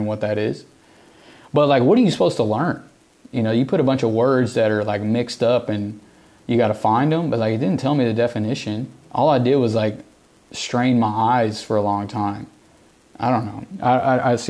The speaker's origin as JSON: {"language": "English", "region": "the South", "country": "United States", "tie": "born or raised there", "accent": "Southern", "said": "I grew up in the South, and I have a Southern accent"}